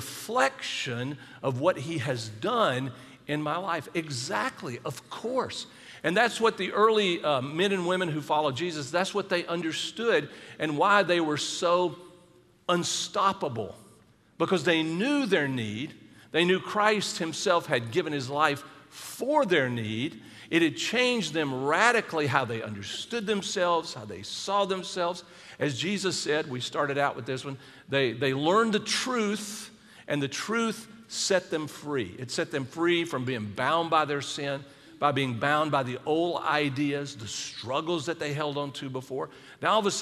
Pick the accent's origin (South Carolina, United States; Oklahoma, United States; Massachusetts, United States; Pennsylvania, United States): South Carolina, United States; Charleston's in South Carolina, that's my home state